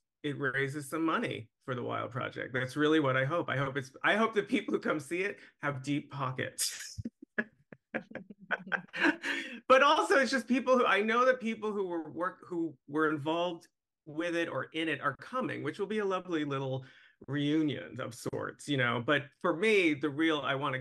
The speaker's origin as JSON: {"language": "English", "region": "New York", "country": "United States", "tie": "born or raised there", "said": "I lived in New York. I'm from New York."}